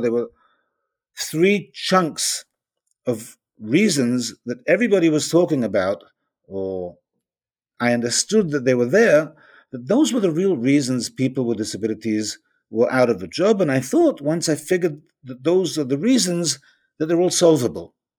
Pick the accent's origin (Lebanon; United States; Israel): Israel; I'm from Israel